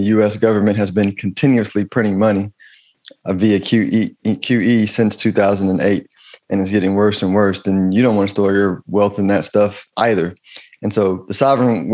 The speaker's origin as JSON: {"language": "English", "country": "United States", "said": "I'm American. I'm an American."}